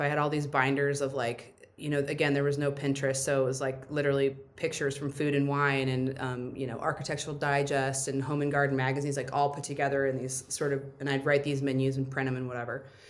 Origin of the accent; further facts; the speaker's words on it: Indiana, United States; also born or lived in San Antonio, Texas / Florida; now in Phoenix, United States; I was born in San Antonio, but I grew up in Indiana and then lived in Florida for a while.